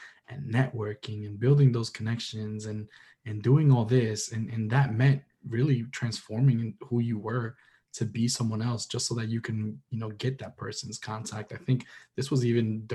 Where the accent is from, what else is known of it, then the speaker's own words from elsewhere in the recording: New York City, New York, United States; I'm a New Yorker, Dominicano